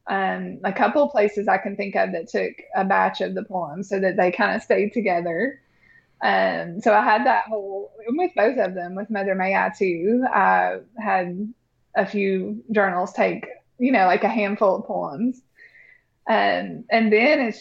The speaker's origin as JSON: {"language": "English", "town": "Bristol", "region": "Virginia", "country": "United States", "tie": "born or raised there", "said": "even when I was growing up in Bristol, Virginia"}